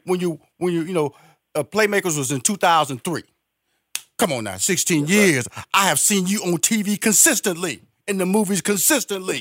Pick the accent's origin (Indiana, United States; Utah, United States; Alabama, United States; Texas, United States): Texas, United States; Houston; I'm from Fifth Ward in Houston, Texas